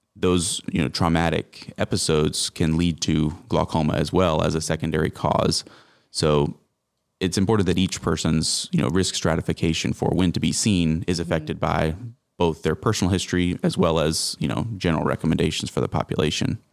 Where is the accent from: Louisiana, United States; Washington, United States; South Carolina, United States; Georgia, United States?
South Carolina, United States; Greenville; moved away as an adult; also born or lived in Charleston, South Carolina / Kansas City; now in Tifton, United States; I'm from South Carolina originally, the upstate around Greenville